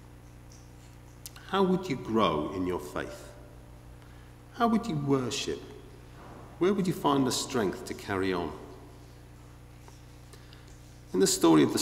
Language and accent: English; Liverpool, North West England, United Kingdom; you may have picked up my accent, I don't know. I don't know if it's obvious. I haven't got an accent. I'm from Liverpool